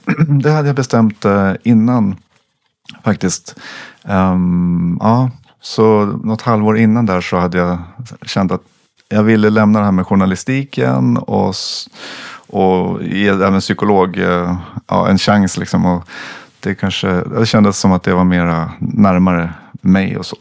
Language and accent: Swedish; Sweden; jag som svensk kommer från min kultur